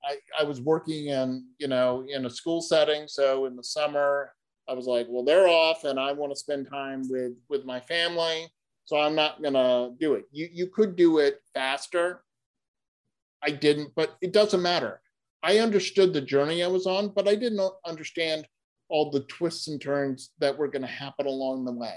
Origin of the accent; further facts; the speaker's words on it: New England, United States; And in fact, I grew up in New England where we have myopically small signs that are not lit at night, that usually have trees over them